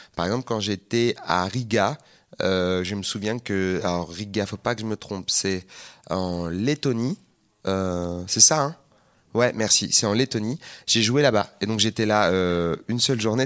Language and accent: French; Seine-Saint-Denis, Île-de-France, France; Moi j'ai grandi en Seine-Saint-Denis